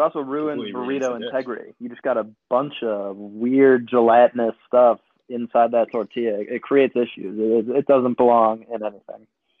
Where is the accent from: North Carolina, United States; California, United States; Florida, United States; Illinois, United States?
Illinois, United States; Chicago; now in New York, United States; I'm from Chicago, but I currently live in New York.